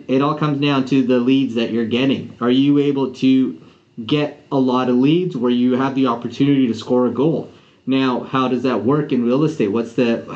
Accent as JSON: {"language": "English", "country": "Canada", "also_born_or_lived": "Vancouver, British Columbia", "said": "I'm a Canadian. I'm based out of Vancouver here in Canada"}